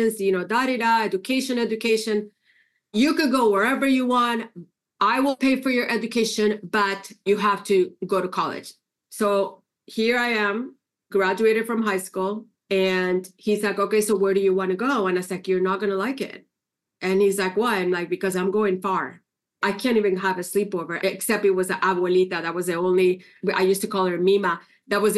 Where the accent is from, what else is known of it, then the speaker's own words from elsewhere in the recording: Puerto Rico; English is a second language; moved away as an adult; now in California, United States; I grew up in Puerto Rico. I was born and raised in Puerto Rico.